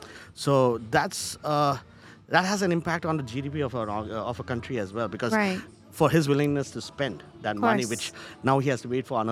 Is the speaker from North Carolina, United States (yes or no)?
yes; Charlotte, North Carolina, United States; So I see this happening also in the banking industry, though I'm from Charlotte.